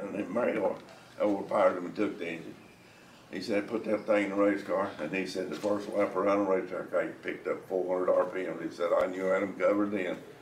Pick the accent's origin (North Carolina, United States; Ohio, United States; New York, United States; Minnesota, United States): North Carolina, United States; Mitchell County; Mountains of North Carolina, Mitchell County.